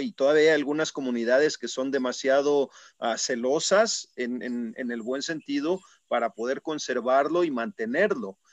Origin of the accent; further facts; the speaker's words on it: Puebla, Mexico; Yo mismo soy, soy poblano